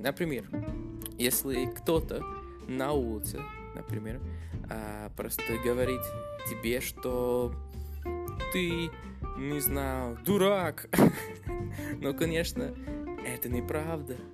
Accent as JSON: {"language": "Russian", "country": "Canada", "first_language": "English", "second_language": "Russian", "said": "английский это мой родной язык, но я из Канады"}